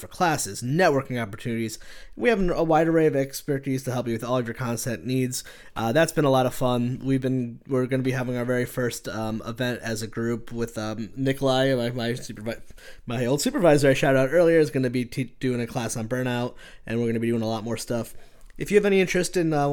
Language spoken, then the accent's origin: English; West Orange, New Jersey, United States; I grew up in West Orange.